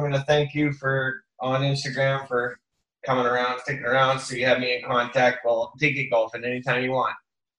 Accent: Vancouver, British Columbia, Canada; I'm being from Vancouver

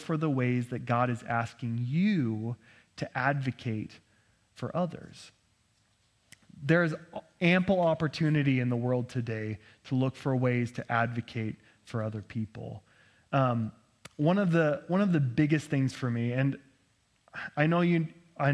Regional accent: Nampa, Idaho, United States; I grew up in Nampa, and I thought Cathedral of the Rockies is where all the heretics went

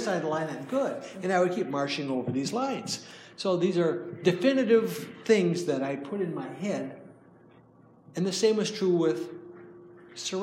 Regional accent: Minnesota, United States; I'm from Minnesota, and hi from Minnesota

